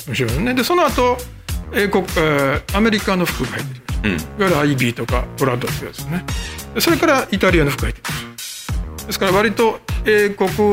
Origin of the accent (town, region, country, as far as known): Kobe, Hyogo, Japan; born or raised there